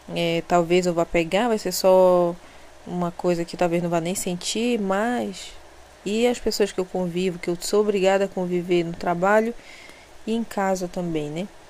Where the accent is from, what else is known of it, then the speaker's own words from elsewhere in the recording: Belém, Pará, Brazil; eu não sou dessa cidade aqui onde eu moro, né? Eu, eu sou eu sou belenense mesmo, que é a capital